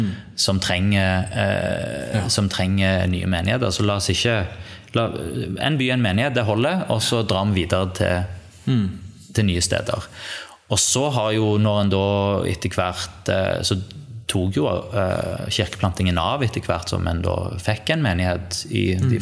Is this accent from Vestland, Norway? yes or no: no; Sandnes, Rogaland, Norway; also born or lived in Bryne; Oppvokst eh, her i Sandnes, som vi sitter nå